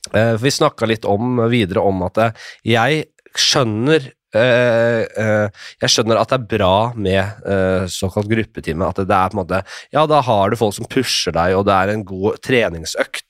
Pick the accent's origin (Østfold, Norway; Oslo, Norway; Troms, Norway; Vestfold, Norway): Oslo, Norway; da jeg vokste opp på Nordstrand